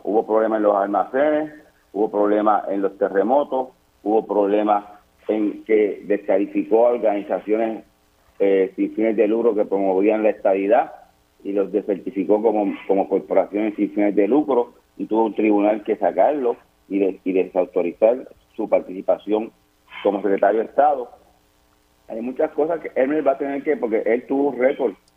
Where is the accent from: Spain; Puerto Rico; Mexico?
Puerto Rico